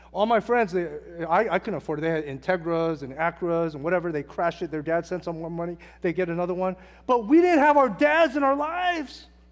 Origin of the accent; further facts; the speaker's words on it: Hacienda Heights, California, United States; I grew up in Hacienda Heights, California, Wilson High School